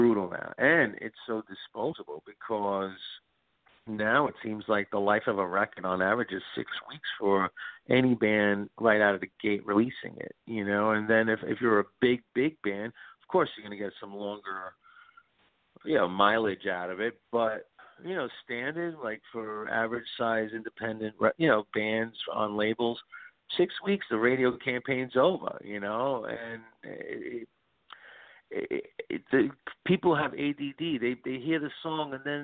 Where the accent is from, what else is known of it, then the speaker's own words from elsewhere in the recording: New York City, New York, United States; where I grew up in Brooklyn